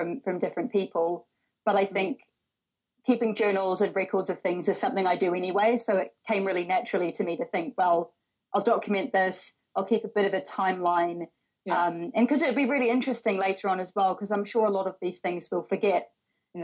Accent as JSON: {"language": "English", "country": "New Zealand", "moved": "as an adult", "lives_now": "London, United Kingdom", "said": "I am originally from New Zealand. So I've been in London for over 6 years now"}